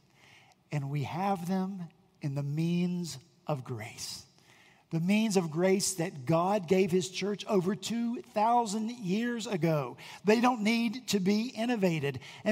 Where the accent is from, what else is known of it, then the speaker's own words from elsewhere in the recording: West Virginia, United States; now in Charleston, United States; I'm from West Virginia